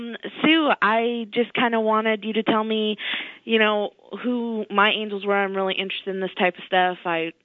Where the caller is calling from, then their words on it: Pennsylvania, United States